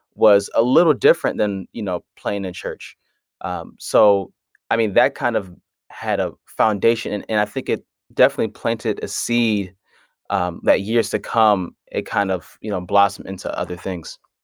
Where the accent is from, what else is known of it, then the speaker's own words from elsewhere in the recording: Hartford, Connecticut, United States; I'm from Hartford, Connecticut